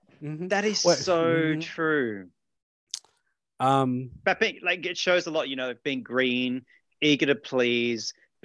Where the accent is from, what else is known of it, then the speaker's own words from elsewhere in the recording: Australia; but I'm Australian, so I get away with it.